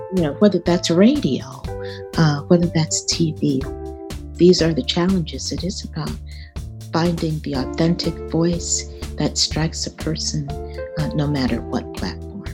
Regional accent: Dallas, Texas, United States; I grew up in Dallas, Texas, uh, south of the Trinity

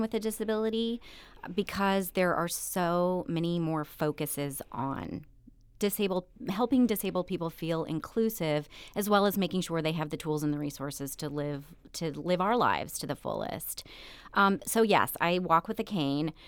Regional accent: Eldorado, Illinois, United States; also born or lived in Evansville, Indiana; I'm from very rural Southern Illinois. My hometown has less than five thousand people. It's called El Dorado

